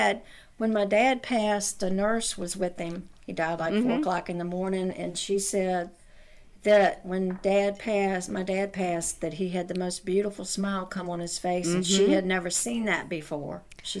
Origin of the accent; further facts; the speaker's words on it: New Kent, Virginia, United States; I'm from New Kent, Virginia.